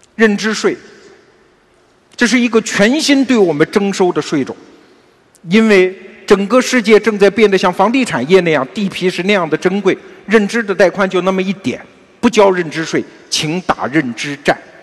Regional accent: China; 我们中国人是特别崇尚长寿的民族

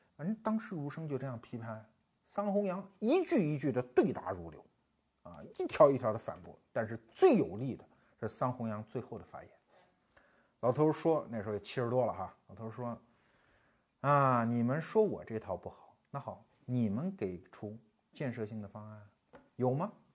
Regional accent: China

